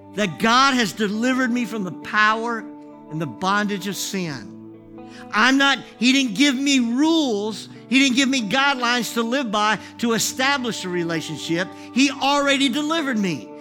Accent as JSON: {"language": "English", "country": "United States", "said": "I'm this guy from America"}